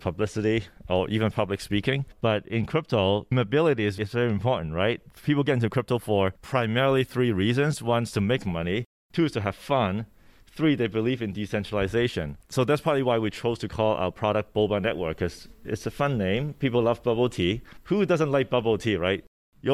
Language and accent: English; Hong Kong; English is a second language; moved away; also born or lived in Vancouver, Canada; I was born in Hong Kong and grew up partly there, partly in Vancouver, Canada